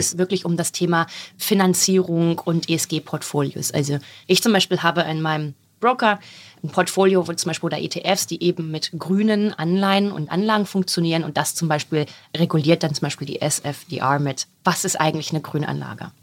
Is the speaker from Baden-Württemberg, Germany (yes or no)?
no; a small village in southern Lower Saxony, Germany; Ich komme von so einem kleinen Dorf in Südniedersachsen